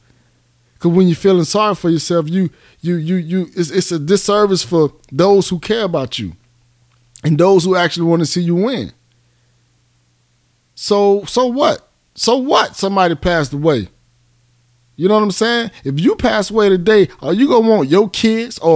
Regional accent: Miami, Florida, United States; now in Atlanta, United States; I'm from Miami. I'm from Goose. I made it out.

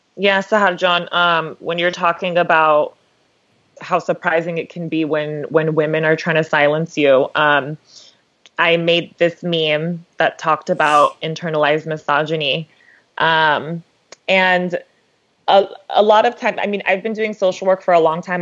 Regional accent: Los Angeles, California, United States; I'm from LA as well, like Samaya

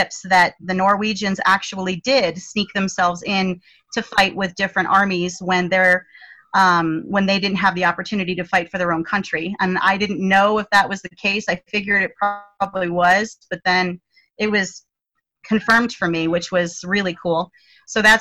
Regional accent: United States; as an American

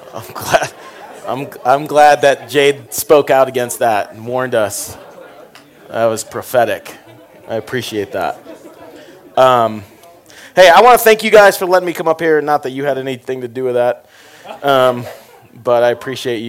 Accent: Florida, United States; I grew up in Florida

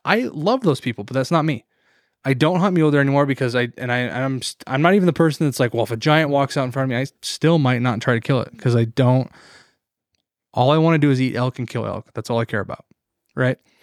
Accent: Montana, United States; an American and a Montanan

